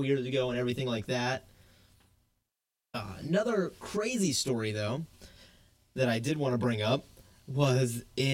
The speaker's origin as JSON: {"language": "English", "region": "South Georgia", "country": "United States", "tie": "born or raised there", "said": "I grew up in South Georgia"}